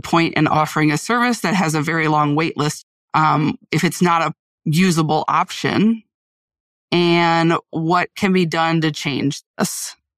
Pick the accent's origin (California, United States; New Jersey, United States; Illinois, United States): Illinois, United States; Central; moved away as an adult; now in Wisconsin, United States; I'm originally from Central Illinois. Um, I moved to Wisconsin about two and a half years ago